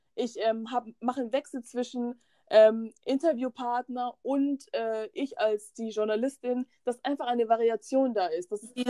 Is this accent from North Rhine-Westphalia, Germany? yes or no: no; Bavaria, Germany; ich bin in Bayern geboren und dort aufgewachsen